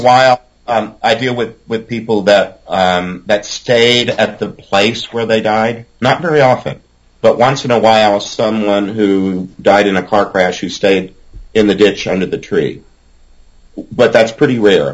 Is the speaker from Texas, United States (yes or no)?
yes; Groves, Texas, United States; accent: Southern drawl; I grew up in Groves, Texas, in Southeast Texas, and uh, I can put on a twang if I need